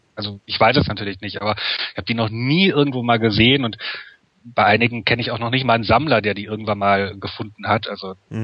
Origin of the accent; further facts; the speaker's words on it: Wuppertal, North Rhine-Westphalia, Germany; ich komme ja aus Wuppertal